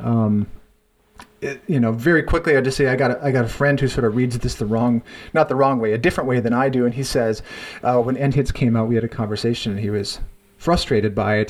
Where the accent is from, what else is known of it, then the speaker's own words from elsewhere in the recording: North Dakota, United States; growing up in North Dakota, there um, in the you know, 80s and 90s